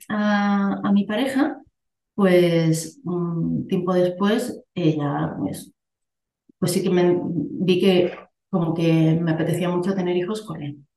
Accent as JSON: {"language": "Spanish", "town": "Bilbao", "region": "Basque Country", "country": "Spain", "also_born_or_lived": "Andalusia", "lives_now": "Barcelona, Spain", "said": "vivo ahora mismo en una ciudad de Barcelona, pero soy de Bilbao y he estado en Andalucía. La verdad, me he movido por, por varias partes"}